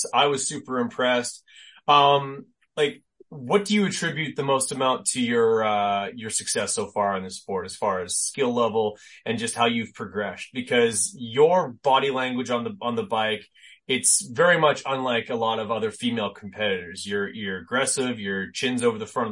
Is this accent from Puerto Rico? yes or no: no; Canada; being Canadian